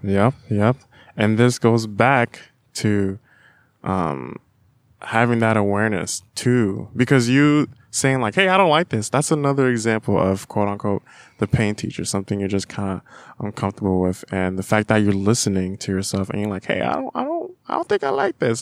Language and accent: English; Florida, United States; now in Davis, United States; I'm from Florida, where my mom lives in Florida. It's a pretty rural area